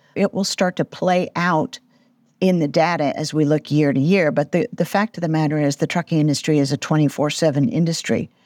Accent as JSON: {"language": "English", "town": "Atlanta", "region": "Georgia", "country": "United States", "tie": "born or raised there", "said": "my hometown here in Atlanta"}